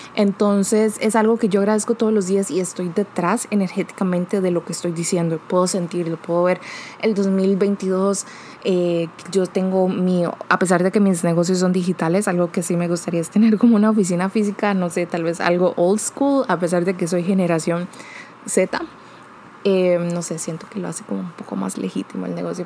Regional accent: Costa Rica; yo soy de Costa Rica

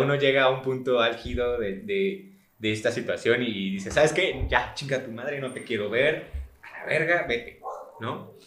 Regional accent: Mexico; uno como mexicano

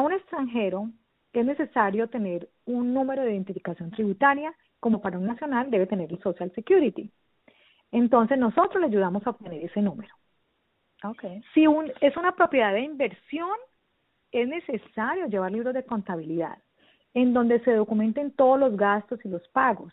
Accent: Versalles, Valle del Cauca, Colombia; moved away as an adult; now in Boynton Beach, United States; yo soy eh, colombiana, eh, nací en un pueblito del norte del valle, en las montañas, Versalles Valle

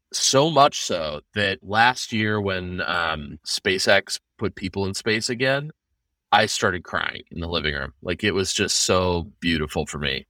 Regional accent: Seattle, Washington, United States; now in Nashville, United States; I grew up in Seattle in the nineties

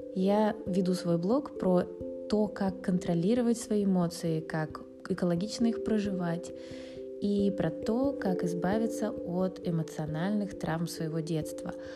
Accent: Saint Petersburg, Russia; родилась и выросла в Санкт-Петербурге

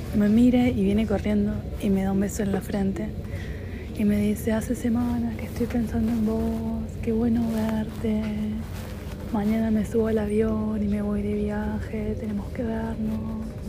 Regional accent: Buenos Aires Province, Argentina; moved away; yo también soy zona bestia

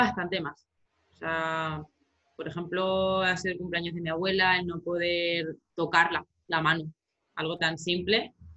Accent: Romangordo, Extremadura, Spain

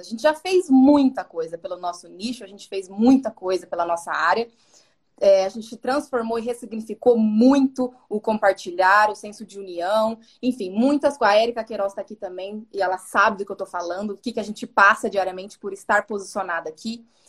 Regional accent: Dourados, Mato Grosso do Sul, Brazil; accent: interior accent (says "porta" with a marked r); Eu tenho um sotaque de fala porta. Eu, eu sou do interior, lá do Mato Grosso do Sul, Dourados.

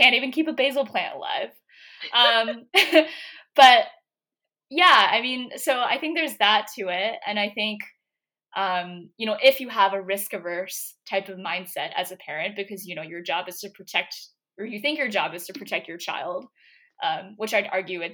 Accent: Philadelphia, Pennsylvania, United States; I did not apply to this one state school that was in my city. So I'm from Philadelphia.

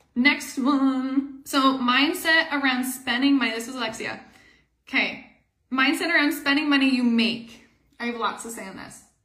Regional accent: Canada; we are Canadian

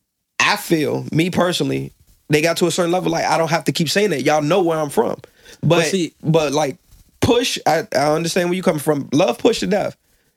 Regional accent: Virginia Beach, Virginia, United States; I'm from Virginia Beach.

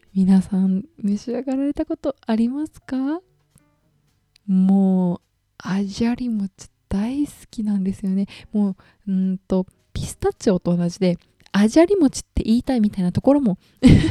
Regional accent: Okayama, Japan; 地元の岡山県があるので

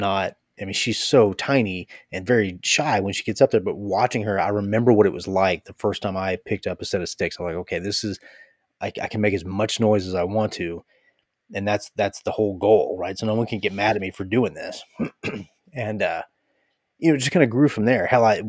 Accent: Athens, Attica, Greece; Athens, Greece.

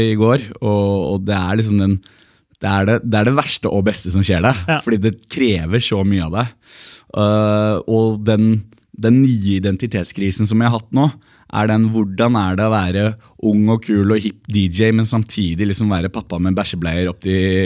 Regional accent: Norway; also born or lived in New York; vi ble jo Eh, på en måte importert fra utlandet, men som nordmenn

